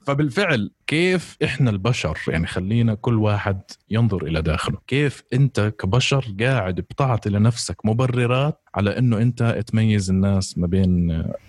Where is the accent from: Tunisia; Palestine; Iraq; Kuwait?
Palestine; moved away; انا فلسطيني او مهاجر او لاجئ